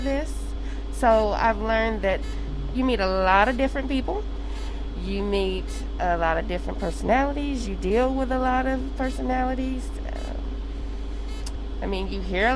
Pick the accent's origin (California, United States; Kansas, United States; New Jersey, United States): Kansas, United States; Wichita; I'm from Wichita and I'm driving a city bus